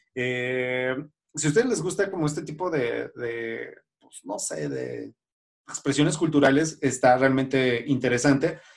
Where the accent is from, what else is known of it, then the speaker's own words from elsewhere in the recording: Zacatecas, Mexico; mi, a mi pueblo